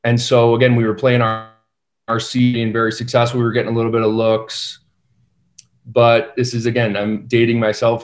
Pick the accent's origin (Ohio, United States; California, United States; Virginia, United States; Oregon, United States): California, United States; San Diego; I'm from San Diego